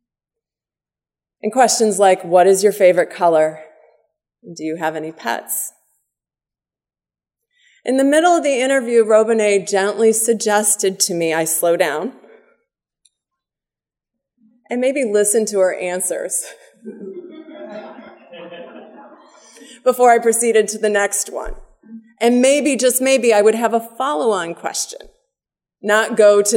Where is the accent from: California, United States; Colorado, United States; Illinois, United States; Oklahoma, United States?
Illinois, United States; Oak Park; my hometown of Oak Park, Illinois, right outside the western side of Chicago suburbs